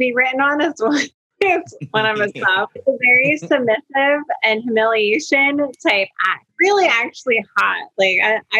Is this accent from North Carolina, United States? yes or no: no; New Jersey, United States; moved away; born and raised in New Jersey. I think I lived in Jersey about 24 to 25 years.